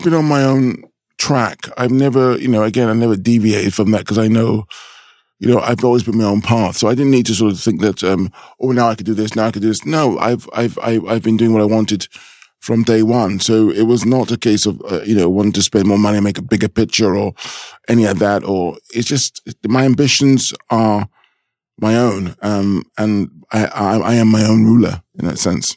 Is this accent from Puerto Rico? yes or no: no; London, United Kingdom; a thirteen-year-old black child growing up, growing up in London